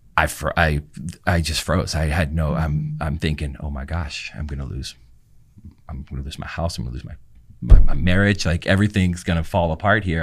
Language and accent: English; Louisiana, United States; now in Houston, United States; I'm from Louisiana